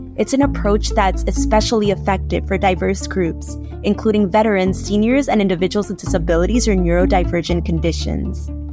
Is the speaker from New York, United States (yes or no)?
yes; New York City, New York, United States; also born or lived in Brooklyn; Born in Brooklyn, raised in Queens